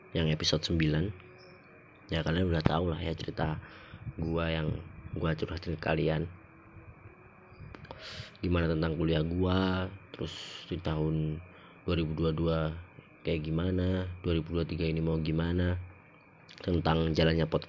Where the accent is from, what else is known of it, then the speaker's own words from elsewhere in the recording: Java, Indonesia; accent: Javanese (medok); jadi mungkin karena gue orang Jawa ya gue kalau misalnya ngomong kayak gini nih bahasa Indonesia gini nih ini kan masih medok ya